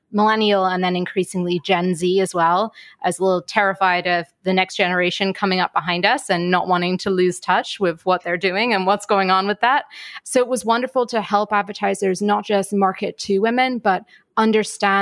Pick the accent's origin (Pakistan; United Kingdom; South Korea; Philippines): United Kingdom; also born or lived in Ireland; now in New York, United States; I'm British, but live in New York. So having my family back in Ireland be able to tune in is really important